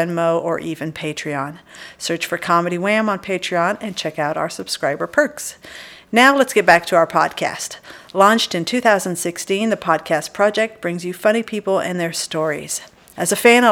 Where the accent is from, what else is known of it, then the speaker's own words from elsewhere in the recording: Dallas-Fort Worth area, Texas, United States; moved away as an adult; also born or lived in Belgium; now in Austin, United States; I was born in Belgium, but then grew up in the Dallas-Fort Worth area, came to UT for my college days